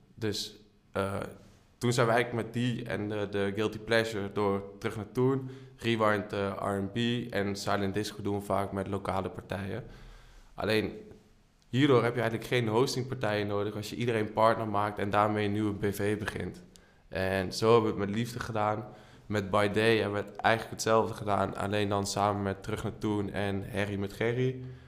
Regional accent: Leunen, Limburg, Netherlands; now in Amsterdam, Netherlands; Geboren en getogen in Leunen, woon nu in Amsterdam

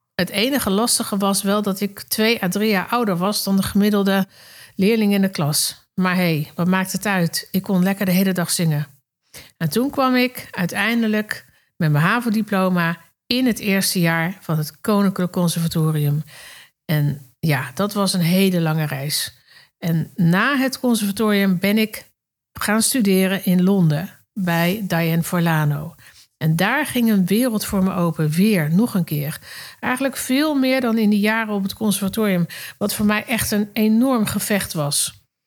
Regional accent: Netherlands; also born or lived in Circus Knie (birthplace); En daarna ging ik met mijn ouders naar Nederland. Daar ging ik natuurlijk naar de lagere school en naar de middelbare school.

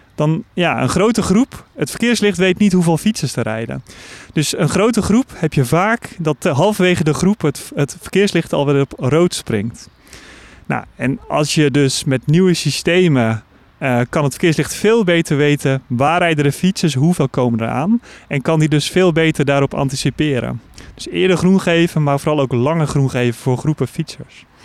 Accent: Netherlands

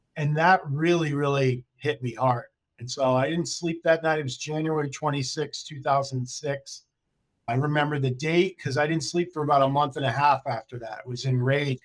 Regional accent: Connecticut, United States; moved away as an adult; also born or lived in California / Florida; I grew up in Connecticut

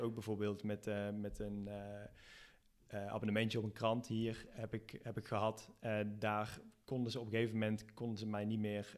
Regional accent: Netherlands; now in Spain; als Nederlander

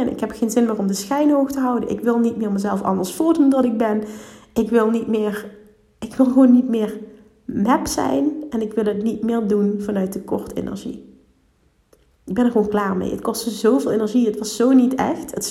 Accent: Limburg, Netherlands; Heel veel oordelen op mezelf, überhaupt omdat ik uit Limburg kom.

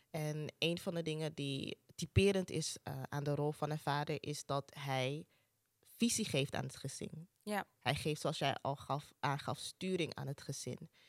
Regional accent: Ghana; ik gaf in het begin aan van ik ben Ghanese, dus mijn ouders die, die zijn opgegroeid in Ghana.

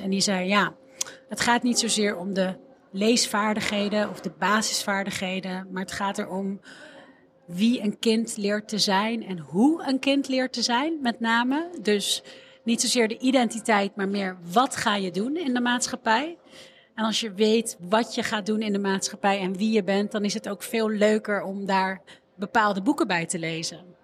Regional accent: Amsterdam, North Holland, Netherlands; ik ben opgegroeid in Amsterdam Noord en ik zat op school in de Molenwijk

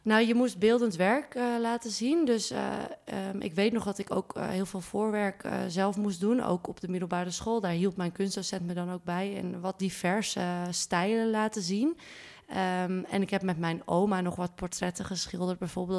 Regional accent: Zaandam, North Holland, Netherlands; moved away as an adult; now in Amsterdam, Netherlands; Ik kom uit Zaandam, maar ik woon al sinds mijn achttiende in Amsterdam.

